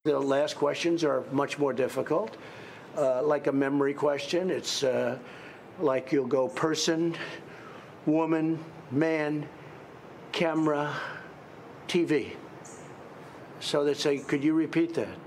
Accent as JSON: {"language": "English", "town": "New York City", "region": "New York", "country": "United States", "said": "I was from Manhattan, from New York."}